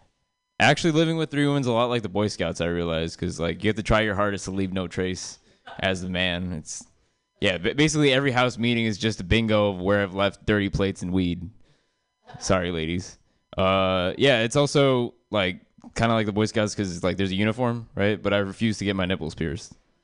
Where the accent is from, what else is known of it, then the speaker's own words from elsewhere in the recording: India; I'm Indian, which is the last thing I'll ever say on the stage, and then it'll just be a white flash, and I'll just be dead. But I'm Indian